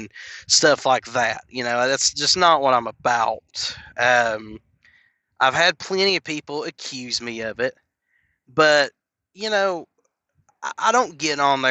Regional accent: Knoxville, Tennessee, United States; I was born and raised in Knoxville, Tennessee

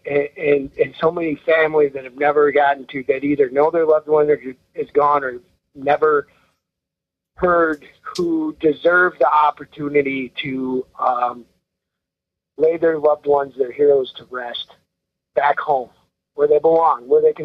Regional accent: Rice Lake, Wisconsin, United States; I'm from Rice Lake

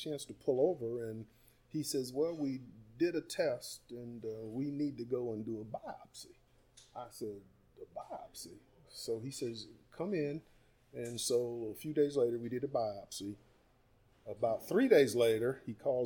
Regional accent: Massillon, Ohio, United States; I'm from Maslin, Ohio

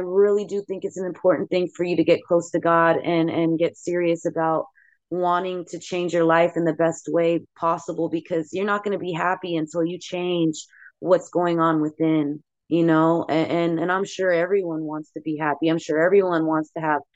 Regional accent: Bay Area, California, United States; the freaking legends that I grew up listening to in the Bay Area

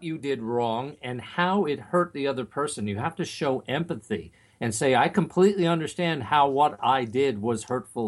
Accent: Long Island, Nassau County, New York, United States; You and I grew up on Long Island in Nassau County

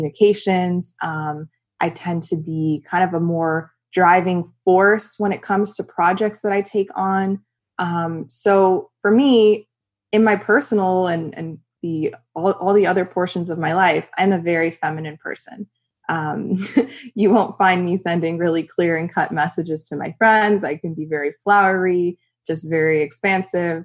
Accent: South Florida, United States; I grew up in South Florida

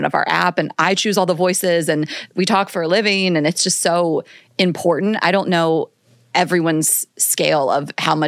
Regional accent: Delaware, United States; accent: Delco Philly; moved away as an adult; also born or lived in South Carolina / Atlanta; I am from Delaware

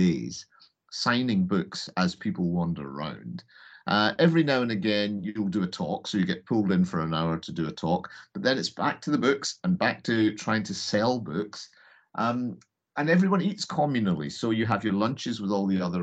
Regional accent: Hamilton, Scotland, United Kingdom; I told him I'm from Hamilton.

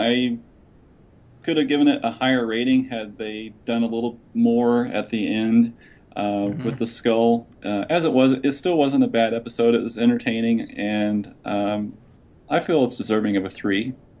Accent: Indiana, United States; it's in Indiana, my home state.

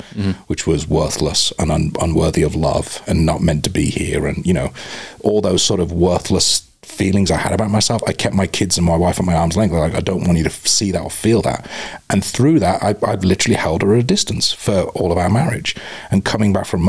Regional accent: United Kingdom; moved away as an adult; now in Tucson, United States; I'm ex-military and I'm British

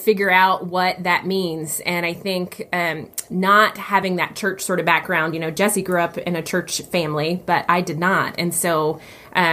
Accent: the South, United States; moved away; I did not grow up in church, but I grew up in the South

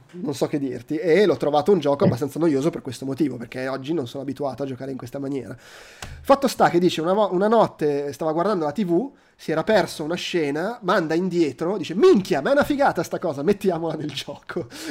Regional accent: Milan, Lombardy, Italy; sono di Milano

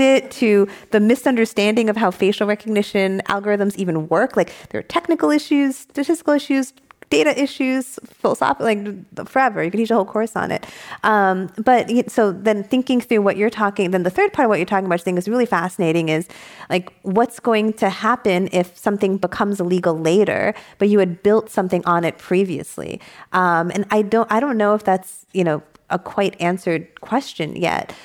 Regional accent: New York, United States; also born or lived in San Diego; now in San Francisco, United States; I didn't move back to New York, where I'm from

